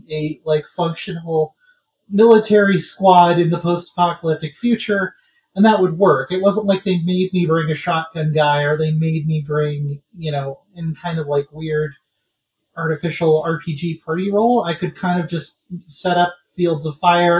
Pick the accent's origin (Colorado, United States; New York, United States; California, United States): Colorado, United States; that's my home state